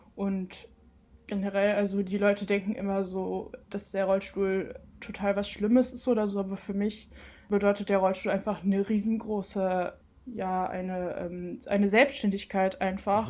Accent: Cologne, North Rhine-Westphalia, Germany; moved away as an adult; now in Mainz, Germany; ich bin gebürtige Kölnerin.

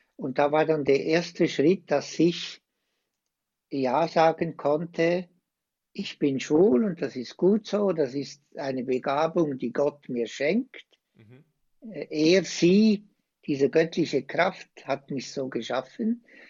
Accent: Switzerland; accent: Swiss; now in Osnabrück, Germany; Ich bin ein Schweizer, wie ihr alle hört

